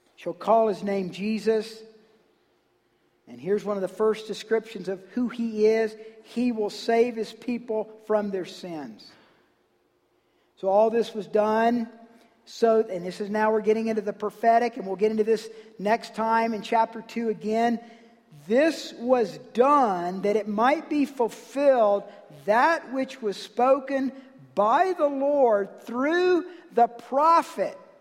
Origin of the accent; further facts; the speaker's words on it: Georgia, United States; I'm from Georgia.